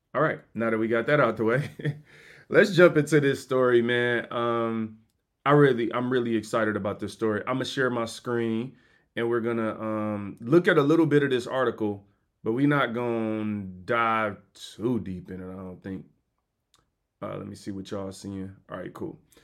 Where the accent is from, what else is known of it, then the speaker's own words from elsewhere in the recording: United States; I'm American.